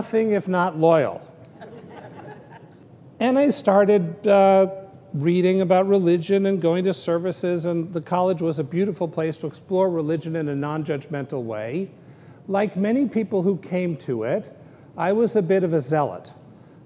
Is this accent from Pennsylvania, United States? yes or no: no; San Francisco, California, United States; moved away; I grew up an atheist, and I grew up in San Francisco